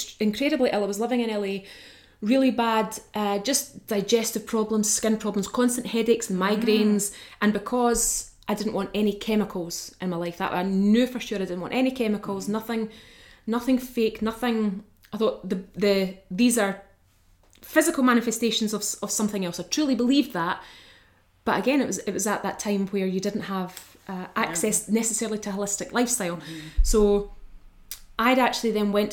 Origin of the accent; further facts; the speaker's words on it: Bo'ness, Scotland, United Kingdom; moved away as an adult; also born or lived in Falkirk / Brightons / Redding / London; From Falkirk. But well, I grew up in Bo'ness.